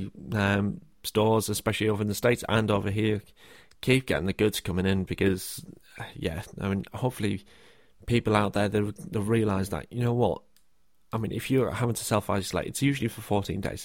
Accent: the north of England, United Kingdom; I say quite a few things that are from the north of England, because that's where I'm from.

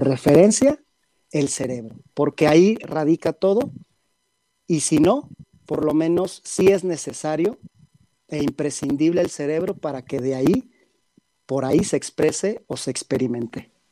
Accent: Guadalajara, Jalisco, Mexico; moved away as an adult; now in Mexico City, Mexico; yo soy de Guadalajara, radico aquí en la Ciudad de México

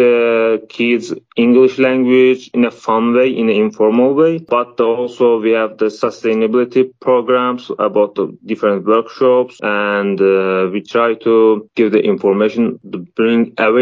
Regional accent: Baku, Azerbaijan; moved away as an adult; now in Hungary; I am from Azerbaijan, the capital from Baku City.

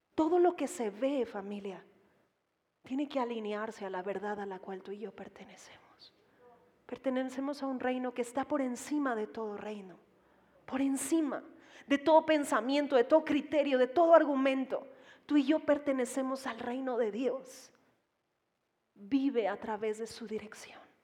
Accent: Mexico; Como mexicanos

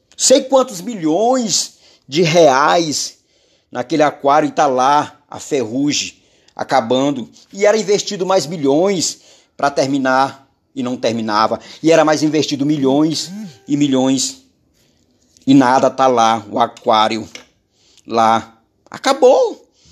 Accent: Maranhão, Brazil; Governador do meu estado, onde eu nasci, onde Jeová me criou

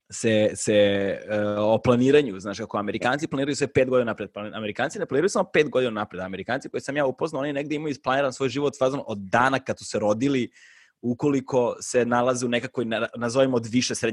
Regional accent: Belgrade, Serbia; ja nisam ono, napustio Beograd fazom do svoje 21. 22. Da. godine ovaj, i kao promenio sam ne znam koliko država Znači kao rođen sam u SFRJ, pa je posle bila SRJ

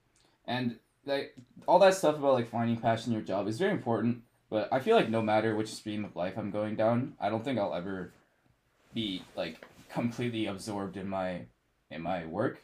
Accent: Calgary, Alberta, Canada; moved away as an adult; now in London, Canada; And I'm from Calgary, Alberta

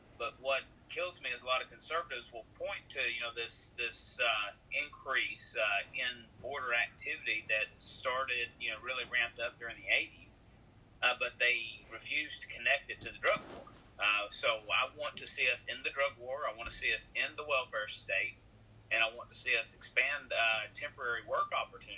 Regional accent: West Memphis, Arkansas, United States; I'm from West Memphis, where everything happened.

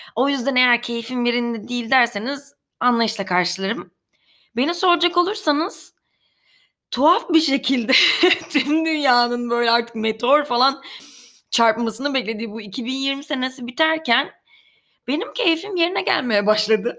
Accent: Karabük, Karabük Province, Turkey; Ben Karabük'te beyaz floresan ışıklı bir lojman dairesinde büyüdüm

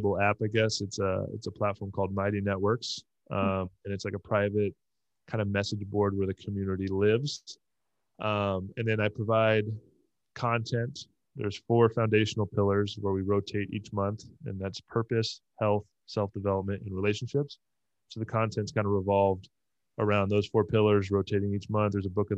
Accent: Southern California, United States; moved away; also born or lived in Tampa; I grew up in Southern California

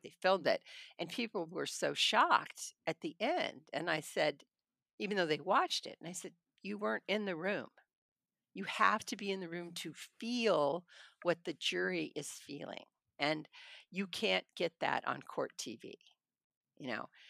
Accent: Hanford, California, United States; also born or lived in Madera, California; I was born in Madeira, I grew up in Hanford

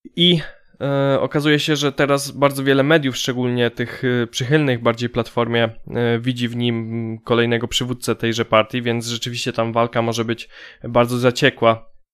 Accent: Poland

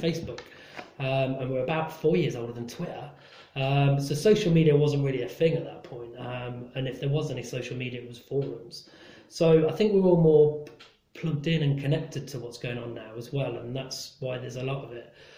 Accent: Nottingham, East Midlands, United Kingdom; born or raised there; moved away as an adult; also born or lived in London

